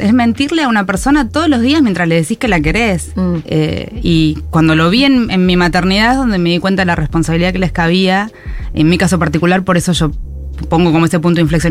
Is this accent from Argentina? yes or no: yes; Argentina; como argentinos